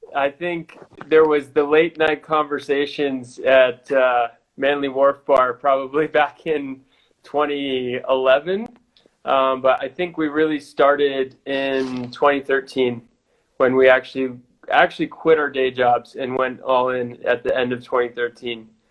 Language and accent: English; United States; moved away as an adult; also born or lived in Sydney, Australia / Chile; me being an American